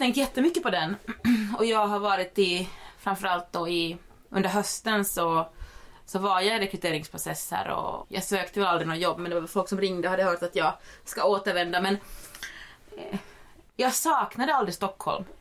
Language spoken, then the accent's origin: Swedish; Finland; now in Sweden; jag är en finlandssvensk. Eh, men, som, men som bor i Sverige